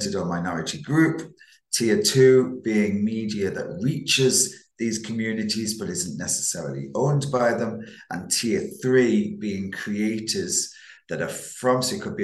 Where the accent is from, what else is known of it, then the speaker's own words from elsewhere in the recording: Manchester, North West England, United Kingdom; accent: Manchester; also born or lived in Isle of Man; But born in the Isle of Man, grew up around the Northwestern and Manchester. Definitely got a Manchester accent